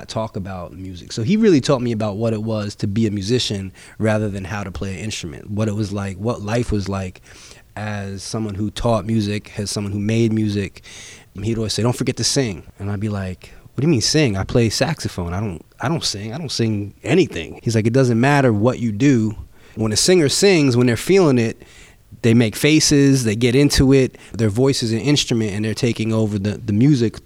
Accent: Bay Shore, New York, United States; I was born and raised in Bayshore, New York, which is on Long Island

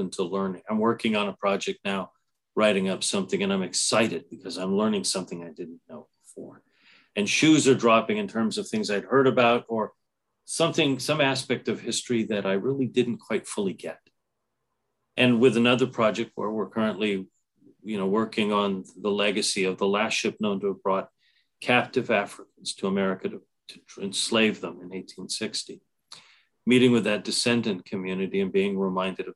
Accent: San Jose, California, United States; Growing up in San Jose

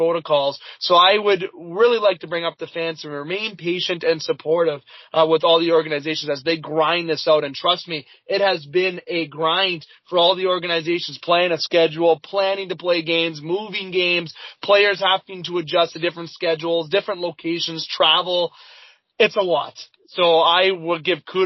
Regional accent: Canada; speaking as a Canadian here

